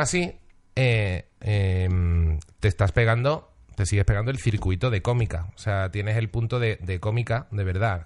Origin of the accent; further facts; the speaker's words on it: Seville, Andalusia, Spain; me he criado en Sevilla, tampoco soy sevillano